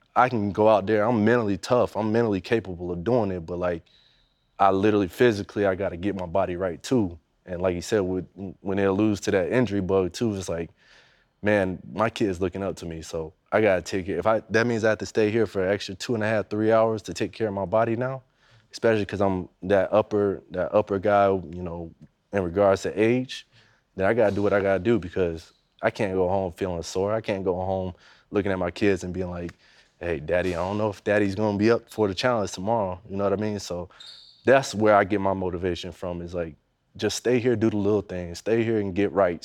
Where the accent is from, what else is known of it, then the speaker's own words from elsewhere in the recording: Daytona Beach, Florida, United States; I was growing up in Daytona, you know, that's two hours away from Jacksonville